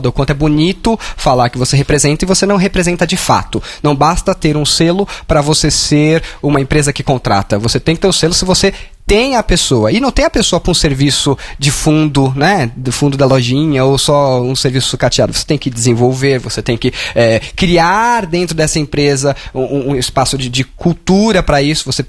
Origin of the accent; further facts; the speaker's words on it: São Paulo, Brazil; Eu sou o professor …, tenho 33 anos, sou nascido e criado na Zona Leste de São Paulo